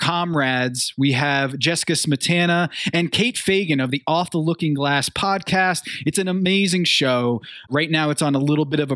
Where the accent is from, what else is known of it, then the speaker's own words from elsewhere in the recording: Connecticut, United States; I'm from Connecticut